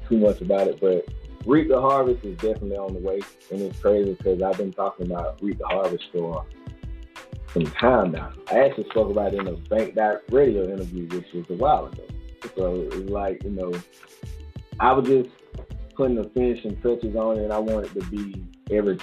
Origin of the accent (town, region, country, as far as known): Macon, Georgia, United States